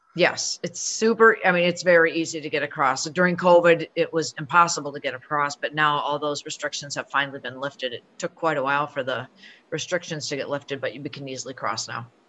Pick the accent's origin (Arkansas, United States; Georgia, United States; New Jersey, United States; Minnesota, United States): Minnesota, United States; Minneapolis; moved away as an adult; now in Buffalo, United States; I'm originally from Minneapolis. So I grew up in Minneapolis and moved here when I got married